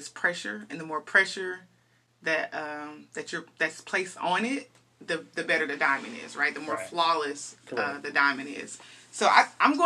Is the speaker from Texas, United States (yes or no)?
yes; Dallas, Texas, United States; I'm a Dallas native. I'm, you know, born and raised in Dallas, Texas